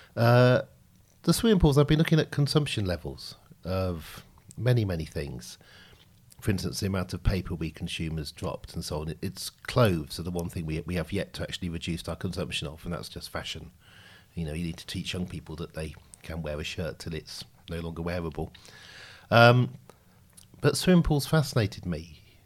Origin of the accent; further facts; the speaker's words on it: Oxfordshire, South East England, United Kingdom; I grew up in Oxfordshire.